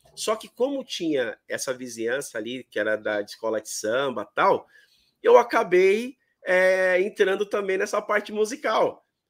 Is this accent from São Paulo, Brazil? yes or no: yes; São Paulo, Brazil; eu sou daqui de São Paulo. Uhum. Moro num bairro aqui chamado Vila Matilde, que é um bairro bem tradicional, e na rua aonde onde eu, eu, sempre basicamente morei quase a minha vida inteira